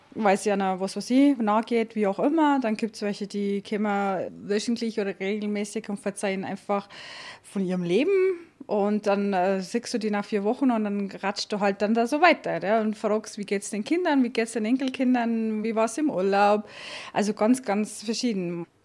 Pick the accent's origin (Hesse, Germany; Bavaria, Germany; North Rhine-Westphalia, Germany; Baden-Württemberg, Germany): Hesse, Germany; southern; moved away as an adult; also born or lived in Portugal; now in Lenggries, Germany; Ich bin ja in Südhessen aufgewachsen